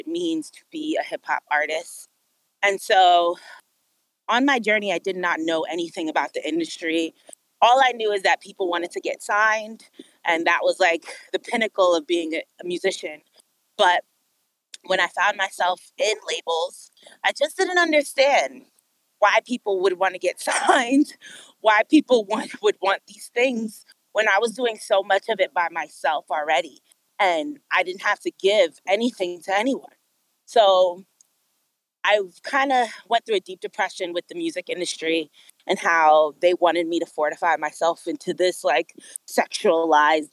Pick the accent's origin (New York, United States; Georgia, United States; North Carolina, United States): New York, United States; New York City; moved away as an adult; now in Los Angeles, United States; I'm from Brooklyn, New York. I was born and raised in New York City